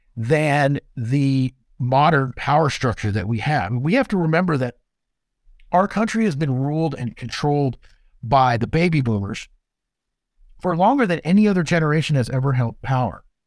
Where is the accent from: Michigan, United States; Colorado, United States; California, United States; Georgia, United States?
California, United States; Southern; I grew up in Southern California